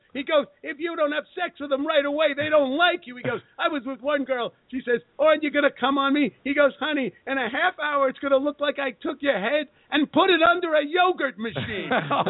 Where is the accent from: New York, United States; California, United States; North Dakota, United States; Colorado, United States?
New York, United States; Brooklyn; Everybody thinks that's the way I talk. I'm from Brooklyn, New York.